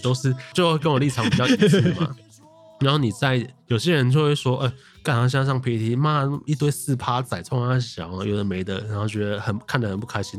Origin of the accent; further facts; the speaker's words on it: Taichung, Taiwan; 你身为一个台湾人，土生土长